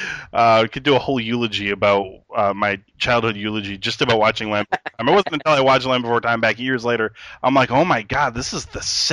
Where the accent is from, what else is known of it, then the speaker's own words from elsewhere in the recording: Bay City, Michigan, United States; I'm from Bay City.